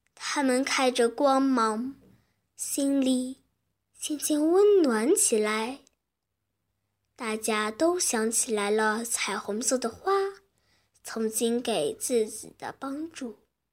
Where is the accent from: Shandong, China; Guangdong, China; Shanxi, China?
Shanxi, China; Taiyuan; 我来自山西太原